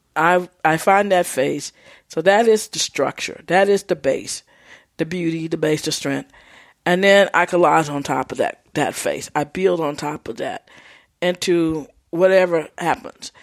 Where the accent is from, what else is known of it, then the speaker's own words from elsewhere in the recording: Texas, United States; I'm from Texas.